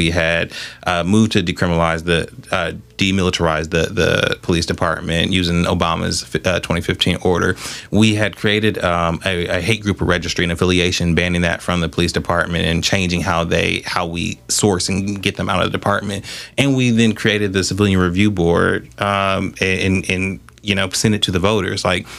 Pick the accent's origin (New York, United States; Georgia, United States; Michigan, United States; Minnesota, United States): Michigan, United States; Southfield; Because at the end of the day, like, I grew up in Southfield.